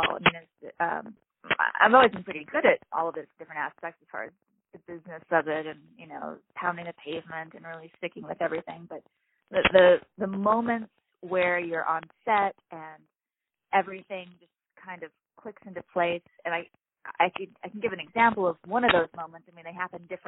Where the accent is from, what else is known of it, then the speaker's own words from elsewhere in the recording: Hawaii, United States; being an only child growing up in Hawaii